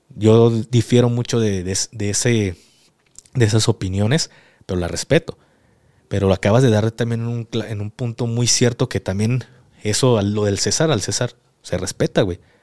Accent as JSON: {"language": "Spanish", "country": "Mexico", "said": "soy mexicano"}